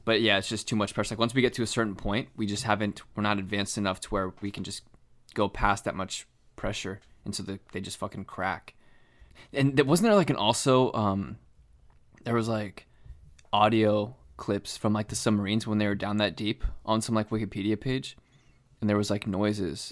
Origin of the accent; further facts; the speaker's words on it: Florida, United States; we grew up in Florida, so we went to the beach a lot growing up